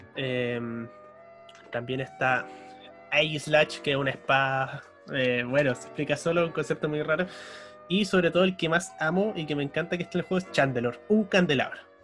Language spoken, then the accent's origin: Spanish; Puerto Montt, Los Lagos, Chile; moved away; also born or lived in Valdivia; yo soy de Puerto Montt, estuve en Valdivia